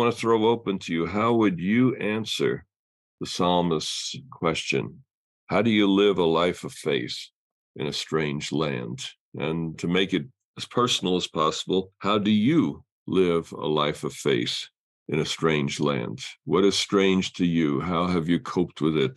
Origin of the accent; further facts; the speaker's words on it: New York City, New York, United States; growing up in New York City